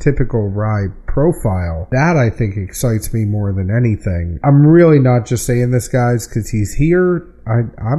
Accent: New England, United States; moved away; I'm from New England

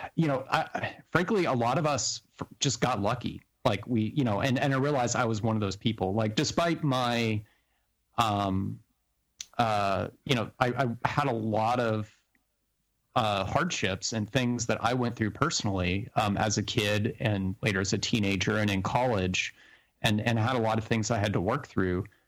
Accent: New Mexico, United States; when I grew up in New Mexico

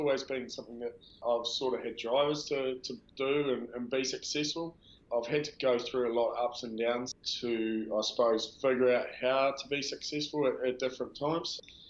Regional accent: Dunedin, Otago, New Zealand; Just a South Dunedin lad, born and bred South Dunedin, Waterloo Street.

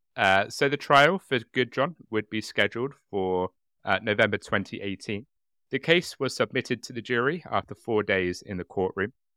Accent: United Kingdom; I'm very British

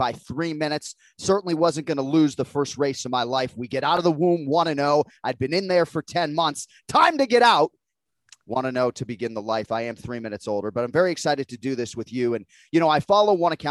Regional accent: Boston, Massachusetts, United States; Growing up a hockey fan in Boston

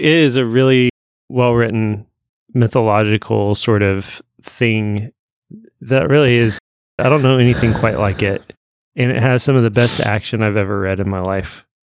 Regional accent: Evansville, Indiana, United States; growing up in Evansville

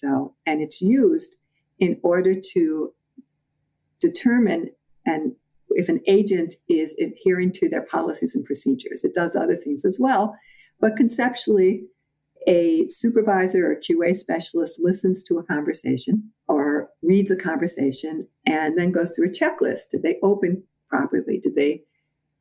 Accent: Midwest, United States; moved away as an adult; also born or lived in Chicago; now in New York, United States; I'm a Midwesterner, and when I first moved to New York, I used to watch people talk

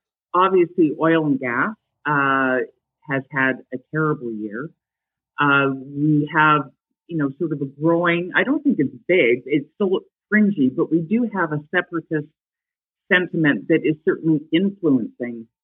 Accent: Calgary, Alberta, Canada; moved away as an adult; also born or lived in Ottawa; born and raised in Calgary, even though I spent 7 glorious years in Ottawa, which I love

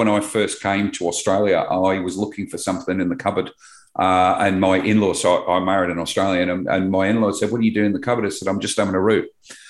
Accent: England, United Kingdom; moved away; Growing up in England, very multicultural, as you're aware. A lot of migrants came in there. And a lot of my friends as children are Indians.

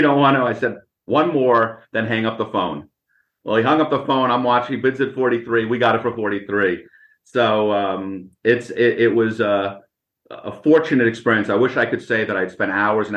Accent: Boston, Massachusetts, United States; I grew up in Boston

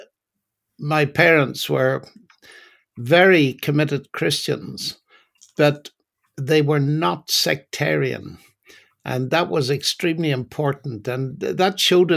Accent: Northern Ireland, United Kingdom; now in England, United Kingdom; I'm originally from Northern Ireland, and although I've lived in England for most of my life, I still haven't lost my accent.

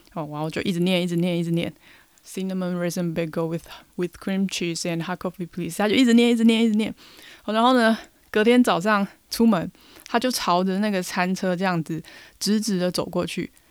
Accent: Taiwan; 我们台湾人讲英文带一点台湾味

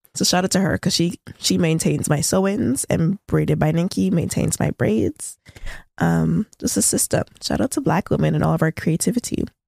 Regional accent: Toronto, Ontario, Canada; We're both from Scarborough.

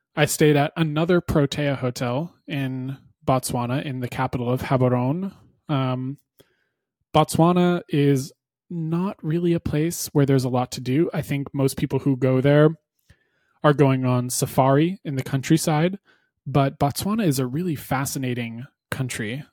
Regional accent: New Hampshire, United States; I grew up in New Hampshire

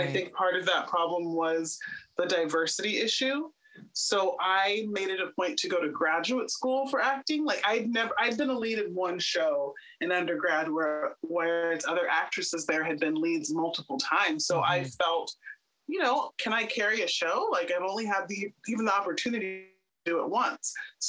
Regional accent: Houston, Texas, United States; Well, Houston, Texas has got to be the most diverse place I've ever lived in my entire life.

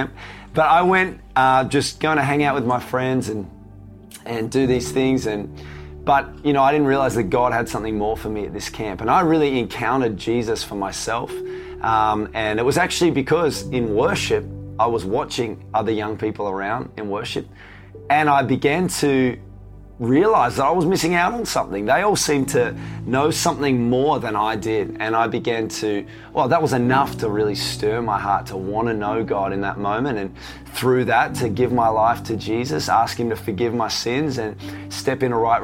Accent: Tasmania, Australia; I grew up in Tasmania.

